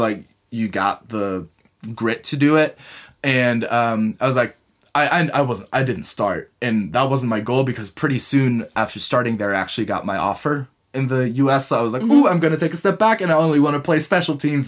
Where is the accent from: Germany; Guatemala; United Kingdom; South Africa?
Germany; Munich, Bavaria; English is a second language; also born or lived in United States; I am originally from Munich